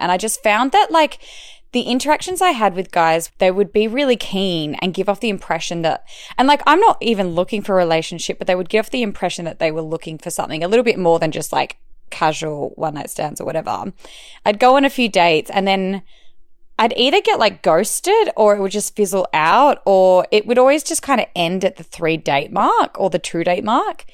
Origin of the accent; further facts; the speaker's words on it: Perth, Western Australia, Australia; moved away as an adult; now in Melbourne, Australia; I'm from Perth and it's kind of like a small country town city type vibe